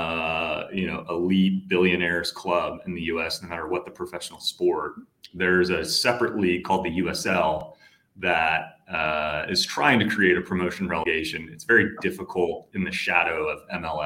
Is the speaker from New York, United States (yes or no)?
no; San Francisco Bay Area, California, United States; moved away as an adult; also born or lived in Dallas, Texas; now in Atlanta, United States; I grew up in California. I was born in the Bay Area, like San Francisco Bay Area.